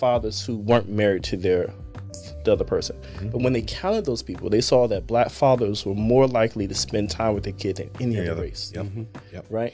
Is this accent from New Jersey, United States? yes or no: yes; New Jersey, United States; moved away; I grew up in Jersey and other places